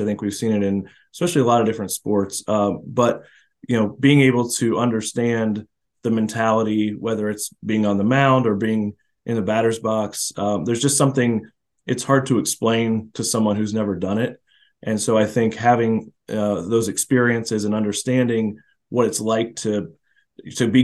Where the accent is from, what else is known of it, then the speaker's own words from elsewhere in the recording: Florida, United States; moved away; I come from Florida where it's baseball and it's serious and it's a certain way you play it